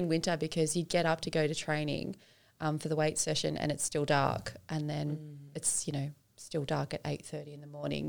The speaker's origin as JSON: {"language": "English", "region": "New South Wales", "country": "Australia"}